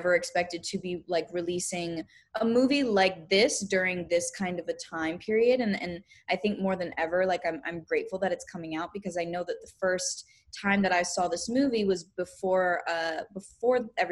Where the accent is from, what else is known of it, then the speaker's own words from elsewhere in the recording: Pennsylvania, United States; I grew up dancing in Pennsylvania from the time that I was around 2 years old.